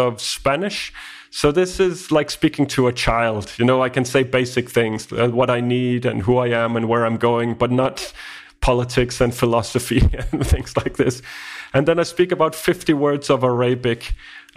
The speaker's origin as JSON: {"language": "English", "country": "Denmark", "first_language": "Danish", "second_language": "English", "said": "I come from Denmark, and Denmark is about 6 million people, and we speak Danish."}